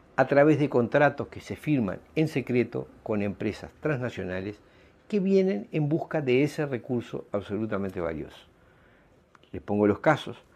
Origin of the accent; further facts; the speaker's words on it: Uruguay; ciudadanos uruguayos